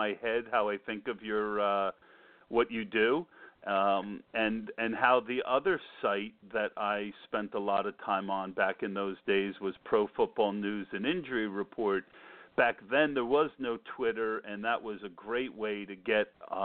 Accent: New Jersey, United States; I grew up in New Jersey, and I was a big listener to the WFAN back then

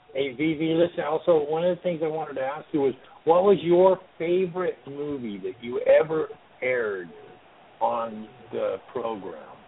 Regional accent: Las Vegas, Nevada, United States; now in Sacramento, United States; I grew up in Vegas. Uh, we moved there in 1966

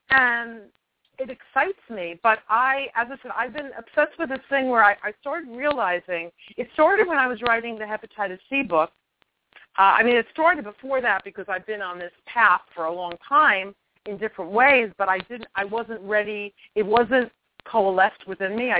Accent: New York, United States; moved away as an adult; also born or lived in England / Truth or Consequences, New Mexico; I'm from New York, and I can go back to my New York behavior

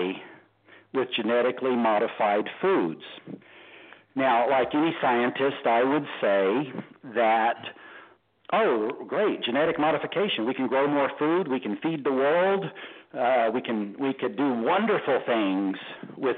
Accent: Texas, United States; being a Texan

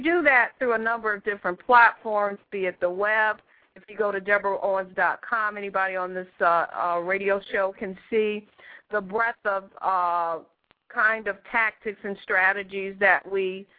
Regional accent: Detroit, Michigan, United States; moved away as an adult; also born or lived in Hawaii / West Coast; I'm from Detroit, Michigan originally

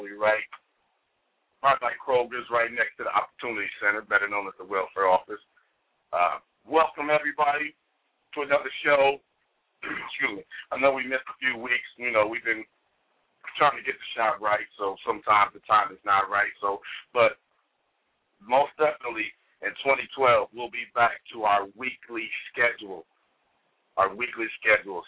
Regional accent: Compton, California, United States; I grew up in Compton, California

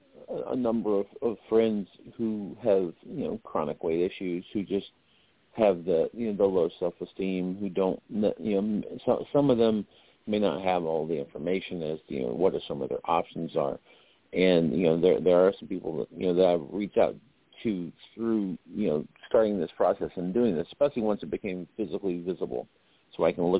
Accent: Lumberton, North Carolina, United States; moved away; I grew up in Lumberton, North Carolina

